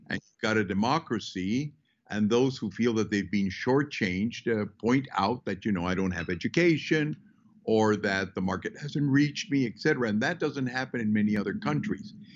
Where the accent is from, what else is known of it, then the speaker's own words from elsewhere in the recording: Peru; I was born in Peru. My family moved in from uh, basically the Basque part of uh, Spain hmm. 420 years ago.